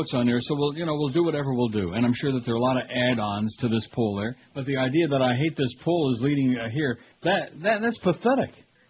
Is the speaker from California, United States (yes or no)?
no; Rochester, New York, United States; moved away; like Rochester. You know, what's the big deal with Rochester? It's a horseball town. When you live there, when you're a kid growing up there, you think, man, this is a big city